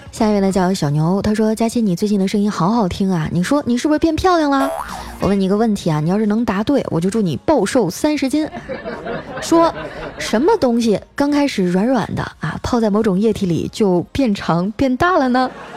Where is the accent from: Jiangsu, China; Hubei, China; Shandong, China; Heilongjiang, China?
Heilongjiang, China; Qitaihe; moved away; 我七台河的老乡啊